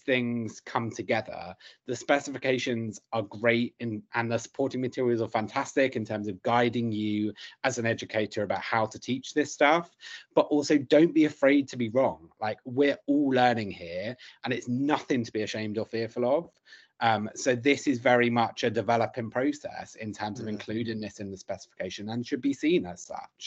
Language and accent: English; London, United Kingdom; I grew up in South London